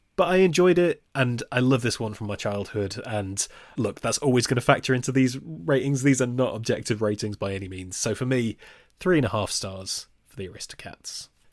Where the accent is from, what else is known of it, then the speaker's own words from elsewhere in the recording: Nottingham, East Midlands, United Kingdom; my hometown, Nottingham